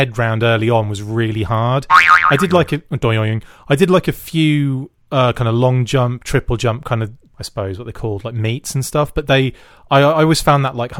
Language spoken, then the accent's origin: English; North Walsham, East of England, United Kingdom; also born or lived in Mundesley; I grew up in North Walsham, which is right in the kind of, you know, and Munsley, which is right kind of in the heart of Norfolk